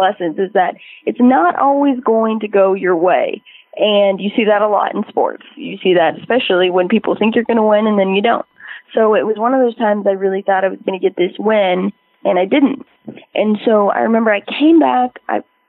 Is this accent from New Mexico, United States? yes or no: yes; Albuquerque, New Mexico, United States; I grew up in Albuquerque, New Mexico